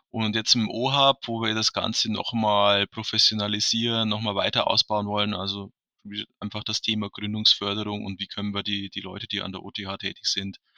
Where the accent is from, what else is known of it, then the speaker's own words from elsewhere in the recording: Amberg, Bavaria, Germany; born there; auch an der Hochschule Amberg-Weiden gelandet, was ganz gut passt, weil ich bin gebürtiger Amberger.